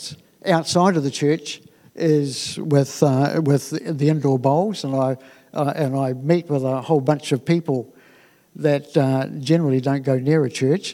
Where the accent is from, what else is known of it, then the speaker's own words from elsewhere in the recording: Dunedin, Otago, New Zealand; moved away as an adult; now in Christchurch, New Zealand; I was born in Dunedin